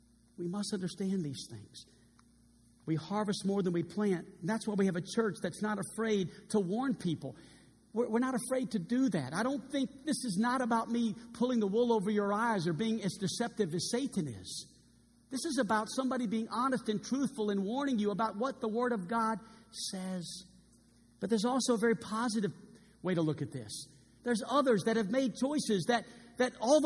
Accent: New Orleans, Louisiana, United States; also born or lived in California; now in Arkansas, United States; We're both from New Orleans

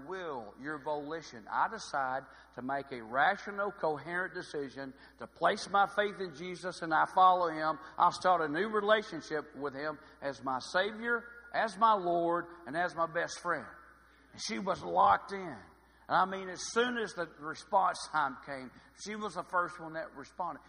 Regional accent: about 30 miles from Hot Springs, Arkansas, United States; My hometown's about 30 miles from here.

